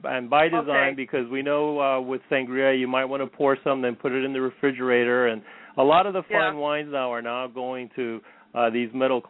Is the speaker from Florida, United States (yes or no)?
yes; Miami, Florida, United States; I was born in Miami